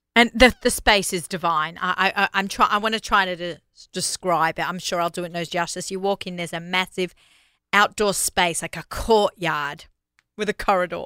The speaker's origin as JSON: {"language": "English", "country": "Australia", "moved": "yes", "said": "I'm Australian"}